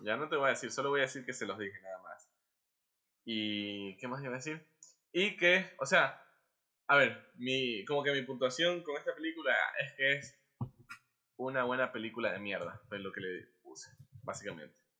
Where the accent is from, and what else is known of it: Guayaquil, Guayas, Ecuador